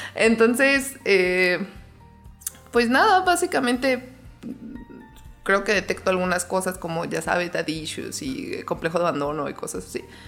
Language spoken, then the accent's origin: Spanish; León, Guanajuato, Mexico; yo nací aquí en León, Guanajuato